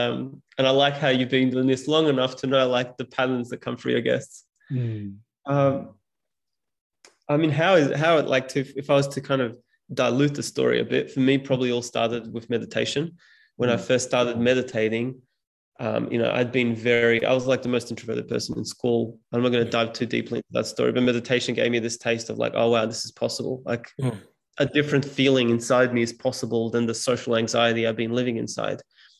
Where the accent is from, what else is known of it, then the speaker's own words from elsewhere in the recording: Serbia; first language Serbian; English is a second language; When I speak Serbian, which is my mother tongue, I still stutter.